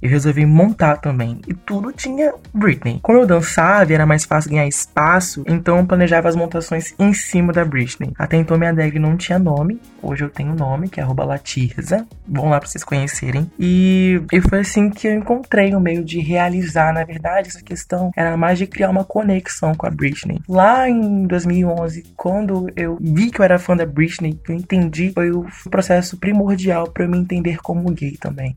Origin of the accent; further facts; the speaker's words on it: Vitória, Espírito Santo, Brazil; eu tenho 24 anos, sou de Vitória, Espírito Santo